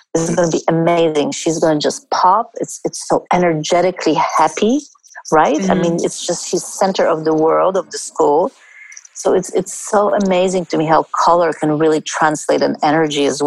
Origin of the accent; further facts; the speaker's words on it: India; I was born in India